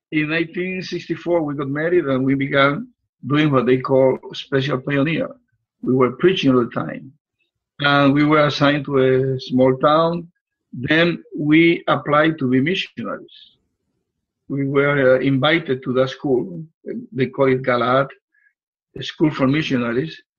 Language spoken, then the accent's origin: English; Puerto Rico; moved away as an adult; now in Florida, United States; I was born in Puerto Rico a little island in the Caribbean.